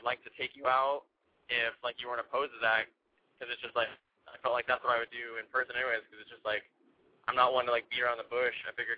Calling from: San Francisco, California, United States; San Francisco, and I'm 23.

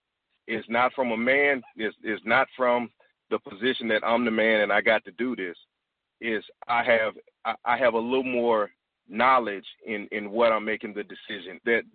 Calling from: Washington, District of Columbia, United States; I'm calling from Washington, D.C., the Washington, D.C. area.

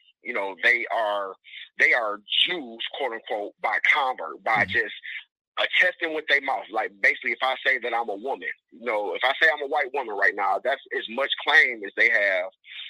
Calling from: Detroit, Michigan, United States; I'm calling from Detroit.

